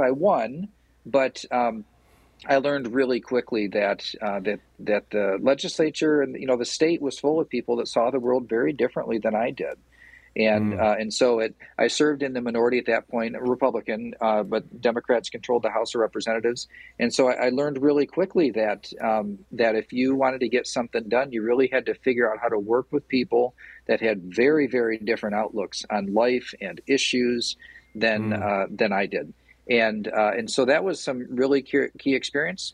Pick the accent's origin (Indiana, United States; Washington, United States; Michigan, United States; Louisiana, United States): Michigan, United States; Portland; I'm from Portland. Like I know everybody in Portland